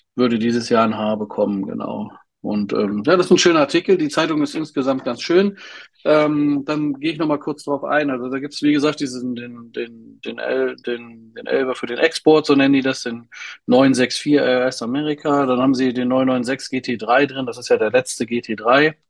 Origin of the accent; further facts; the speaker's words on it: Berlin, Germany; ich habe ja als Jugendlicher in Berlin gewohnt